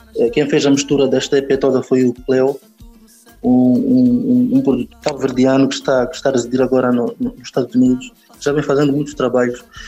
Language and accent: Portuguese; Nampula, Mozambique; now in Maputo, Mozambique; Eu nasci em Nampula, mas depois fomos morar para Namela, um distrito do, lá, lá da Zona Norte, de Nampula